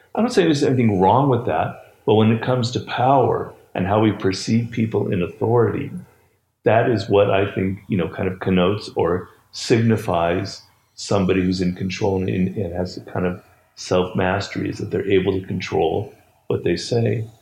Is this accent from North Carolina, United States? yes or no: no; Los Angeles, California, United States; I grew up in Los Angeles